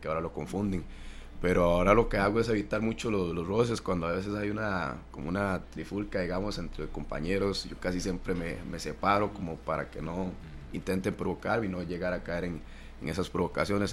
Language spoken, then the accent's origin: Spanish; Siquirres, Limón, Costa Rica; moved away; yo soy de la Francia, Siquirres. Ahí es un, es un pueblo muy futbolero